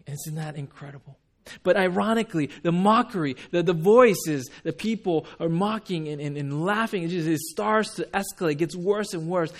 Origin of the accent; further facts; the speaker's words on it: Huntington Beach, California, United States; also born or lived in Japan / Rochester, New York; I grew up in Huntington Beach